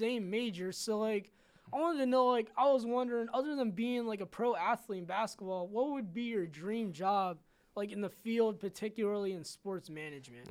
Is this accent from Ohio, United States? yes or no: yes; Canton, Ohio, United States; I'm from Canton